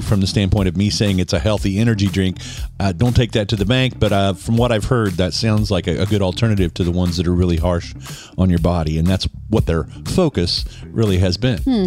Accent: Western Kansas, United States; as a kid growing up in Western Kansas

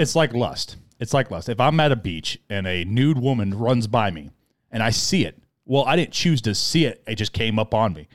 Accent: United States; we grew up in American culture.

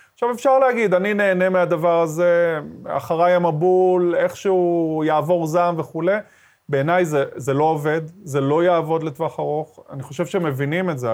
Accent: Ashkelon, Southern District, Israel; also born or lived in Sderot; כשאני גדלתי באשקלון, במשפחה דתית, ימנית, מזרחית

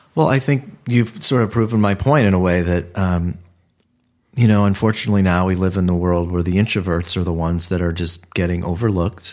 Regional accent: Ohio, United States; moved away as an adult; now in Los Angeles, United States; I'm from Ohio

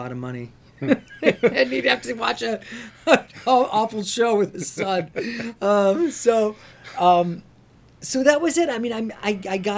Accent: Plymouth, Michigan, United States; also born or lived in Dearborn, Michigan; I grew up in Michigan, outside Detroit. Mm-hmm. I was born in Dearborn and I grew up in Plymouth Canton area

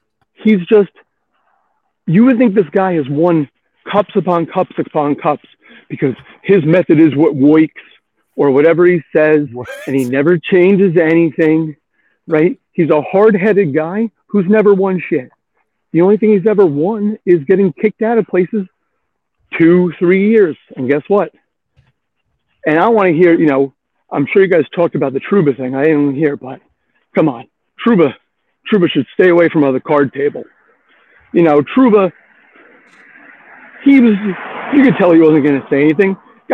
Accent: West Islip, New York, United States; now in Sayville, United States; I'm a transplant from West Islip, so I really traveled far.

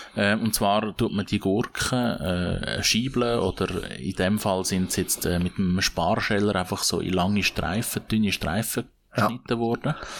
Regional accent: Switzerland; bei uns in der Schweiz

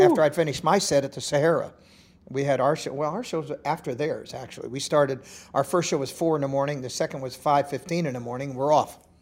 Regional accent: Los Angeles, California, United States; they don't know I'm from Los Angeles, they think I'm a hick

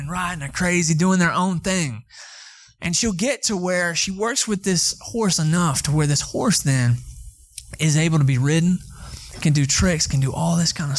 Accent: Atlanta, Georgia, United States; now in Texas, United States; I'm from Atlanta, Georgia. I'm a city boy

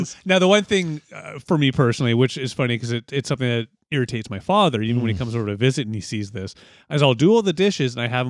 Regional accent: London, Ontario, Canada; I'm from London, Ontario.

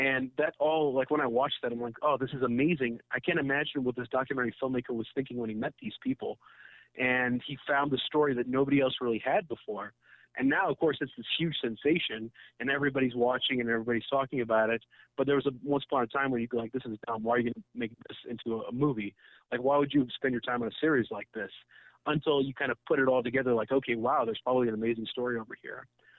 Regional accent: Karachi, Sindh, Pakistan; So I grew up in Karachi, huge city, very metropolitan.

